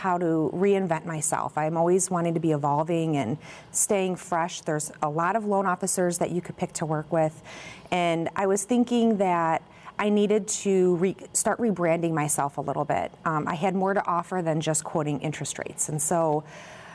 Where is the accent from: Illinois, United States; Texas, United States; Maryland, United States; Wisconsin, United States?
Illinois, United States; Crest Hill; also born or lived in Chicago, United States / Naperville, United States; I grew up in Crest Hill, just next door, not too far from here from Naperville, and lived there until I went to Illinois State